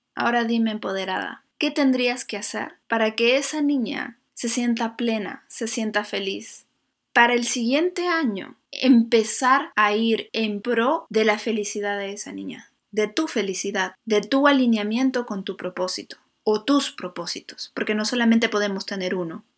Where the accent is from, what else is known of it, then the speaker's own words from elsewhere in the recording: Lima, Peru; moved away as an adult; Yo soy de Lima y pues es una ciudad preciosa, pero no tiene mucha naturaleza.